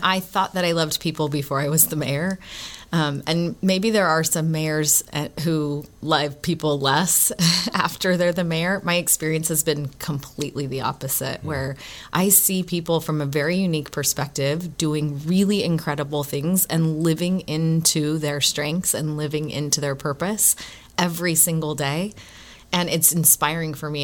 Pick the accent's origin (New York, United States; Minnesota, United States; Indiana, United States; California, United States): California, United States; Oakland; moved away as an adult; also born or lived in Provo, Utah; now in Gilbert, Arizona, United States; I grew up in the San Francisco Bay Area. I grew up in Oakland, California